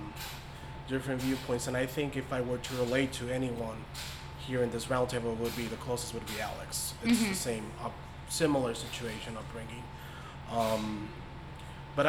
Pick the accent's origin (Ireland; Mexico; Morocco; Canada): Mexico; moved away as an adult; now in United States; I was born in the States, but I grew up in Mexico, so I wasn't here until college